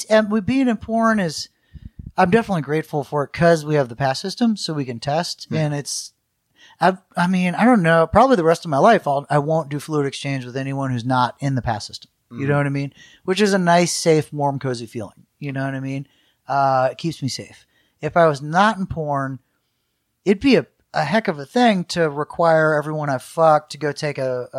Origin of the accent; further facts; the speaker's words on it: Michigan, United States; born there; also born or lived in Washington, D.C. / Florida / New Orleans; I was born in Michigan and then DC, Florida, New Orleans, but my parents are from the South in Kansas, so we're kind of, this is a big mix.